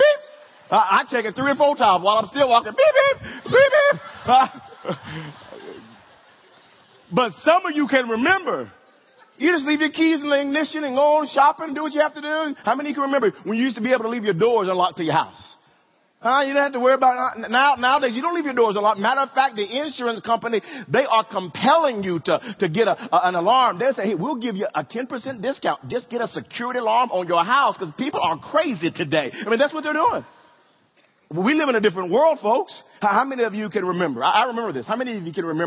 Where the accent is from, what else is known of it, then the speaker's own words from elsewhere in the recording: Wewoka, Oklahoma, United States; growing up in Wewoka, I would ride my bike to middle school